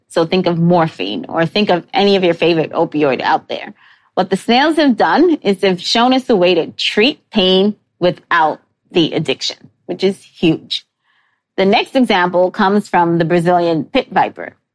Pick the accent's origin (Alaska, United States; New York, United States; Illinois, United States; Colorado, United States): New York, United States; New York City; I grew up in New York City with forced access to the Natural History Museum